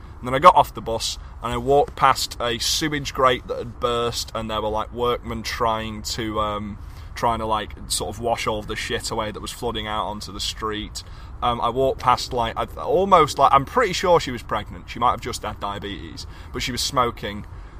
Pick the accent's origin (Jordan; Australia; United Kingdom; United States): United Kingdom; Is this what we as a nation, as a British people have become?